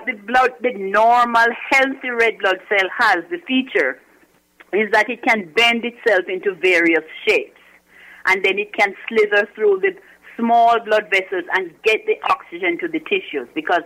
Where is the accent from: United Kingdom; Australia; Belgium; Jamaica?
Jamaica; moved away as an adult; also born or lived in Kingston, Jamaica / Washington, D.C. / Newark, New Jersey; now in New Jersey, United States; I'm originally from Jamaica.